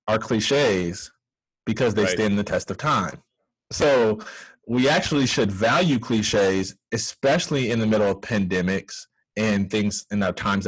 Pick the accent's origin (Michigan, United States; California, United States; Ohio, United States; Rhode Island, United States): Michigan, United States; near Grass Lake; a neighboring town called Grass Lake, which is about 15, 20 minutes from my hometown